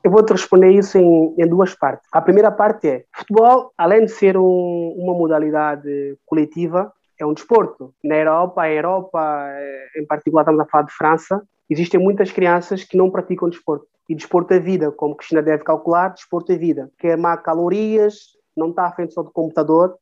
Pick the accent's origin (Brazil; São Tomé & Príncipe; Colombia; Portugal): São Tomé & Príncipe; São Tomé, Água Grande; sou de cidade da Água Grande, que é a capital.